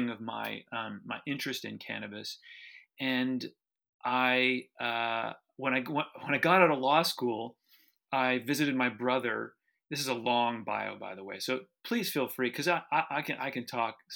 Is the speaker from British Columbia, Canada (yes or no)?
no; Toronto, Ontario, Canada; I was this privileged middle-class white kid growing up in Toronto